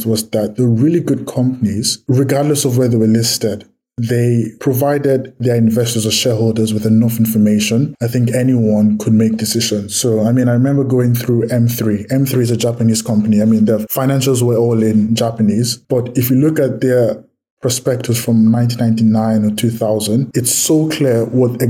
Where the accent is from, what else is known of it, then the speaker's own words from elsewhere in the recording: Nigeria; I'm from Nigeria